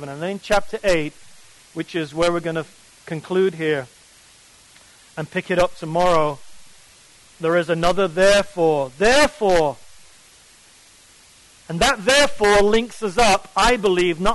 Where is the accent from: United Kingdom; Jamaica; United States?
United Kingdom; England; I come from England